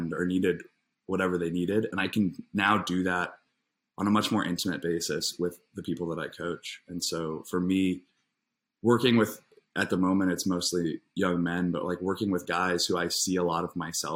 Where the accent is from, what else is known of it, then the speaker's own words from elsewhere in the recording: Indianapolis, Indiana, United States; moved away as an adult; now in Los Angeles, United States; I was born in Indianapolis, Indiana. Grew up there, had a nice childhood